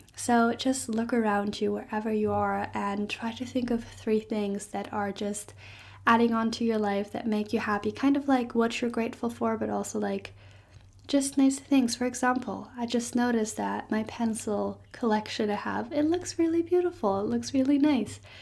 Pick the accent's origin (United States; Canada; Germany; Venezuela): Germany; English is a second language; moved away as an adult; now in Stirling, United Kingdom; I am not Scottish, I'm actually German